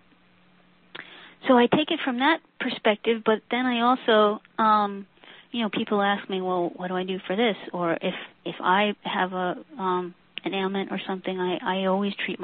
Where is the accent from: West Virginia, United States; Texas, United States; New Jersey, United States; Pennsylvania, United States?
New Jersey, United States; we grew up in New Jersey